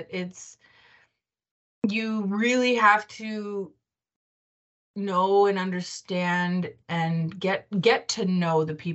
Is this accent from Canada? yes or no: yes; Bienfait, Saskatchewan, Canada; from Bienfait